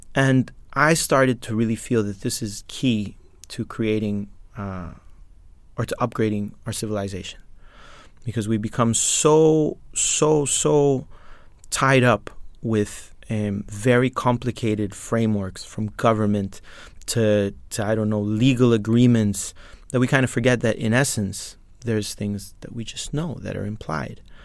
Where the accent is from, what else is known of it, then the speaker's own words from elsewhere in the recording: Colombia; now in Lithuania; I'm from Colombia.